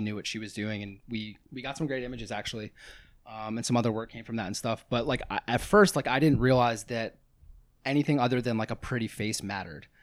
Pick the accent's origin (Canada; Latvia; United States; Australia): United States; Pennsylvania; moved away as an adult; also born or lived in Santa Barbara / Venice, Los Angeles; now in Los Angeles, United States; where I grew up in Pennsylvania, it's about forty-five minutes from the shore